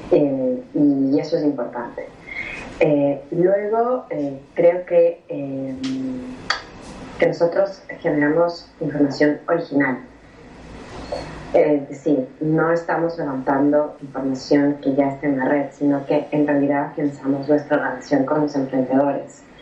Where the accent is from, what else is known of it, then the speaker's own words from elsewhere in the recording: Ecuador; moved away as an adult; now in Buenos Aires, Argentina; Este, sí, soy ecuatoriana, ojo. Yo